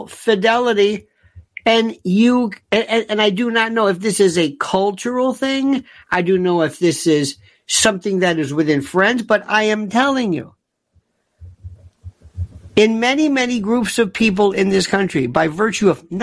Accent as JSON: {"language": "English", "region": "Florida", "country": "United States", "tie": "born or raised there", "said": "When I was growing up in Florida, in Powell"}